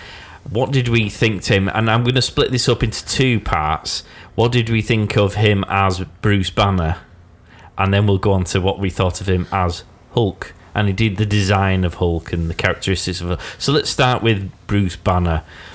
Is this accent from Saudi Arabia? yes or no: no; Yorkshire and the Humber, United Kingdom; I, as a Yorkshireman